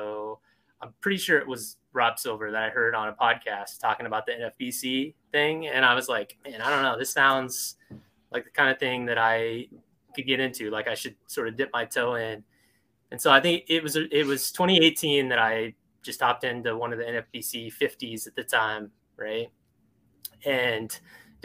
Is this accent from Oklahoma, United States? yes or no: yes; Oklahoma, United States; I grew up in Oklahoma